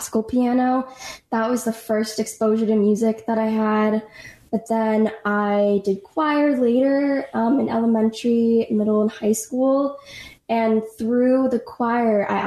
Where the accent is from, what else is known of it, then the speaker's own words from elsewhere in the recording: Los Angeles, California, United States; I'm from Los Angeles, and I was classically trained